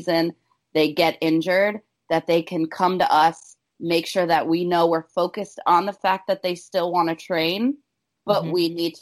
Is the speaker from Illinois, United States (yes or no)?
yes; Chicago, Illinois, United States; moved away; I'm from Chicago originally